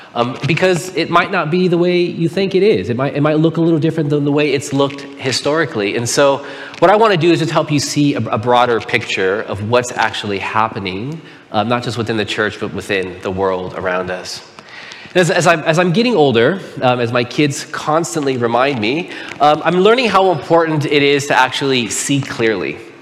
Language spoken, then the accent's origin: English; Pomona, California, United States; I was born and raised in Pomona. I lived there for 17 years